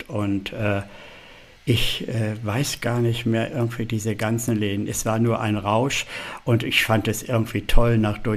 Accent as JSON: {"language": "German", "town": "Hanover", "region": "Lower Saxony", "country": "Germany", "said": "ja gut, ich komme aus Hannover, aber da war ja auch nicht viel los zu der Zeit"}